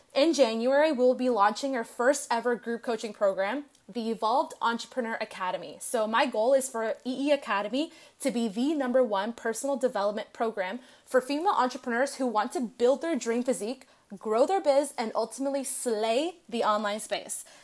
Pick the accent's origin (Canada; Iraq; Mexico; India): Canada; now in Los Angeles, United States; I'm originally from Canada, but I'm currently living in L